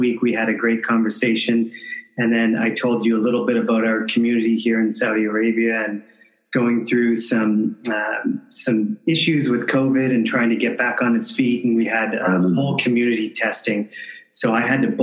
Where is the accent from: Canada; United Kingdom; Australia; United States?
Canada; I'm from Canada